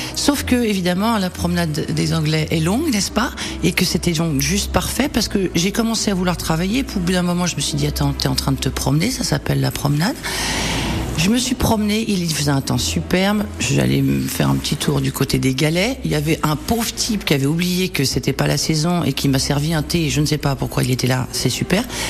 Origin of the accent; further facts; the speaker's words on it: Paris, Île-de-France, France; quand on est parisien